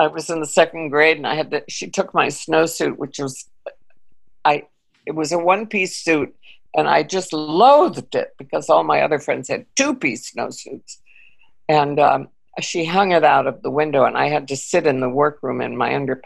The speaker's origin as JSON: {"language": "English", "region": "Connecticut", "country": "United States", "tie": "born or raised there", "also_born_or_lived": "Austria", "said": "I grew up in New England, you know, in Connecticut"}